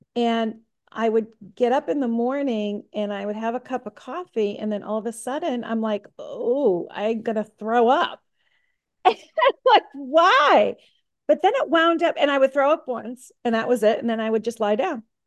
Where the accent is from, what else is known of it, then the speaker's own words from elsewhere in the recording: Middleborough, Massachusetts, United States; I'm from Middleborough, Massachusetts